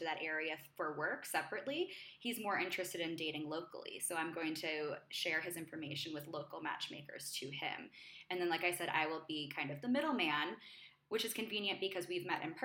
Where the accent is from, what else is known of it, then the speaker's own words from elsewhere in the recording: New York, United States; moved away as an adult; now in Mexico City, Mexico; I'm from New York.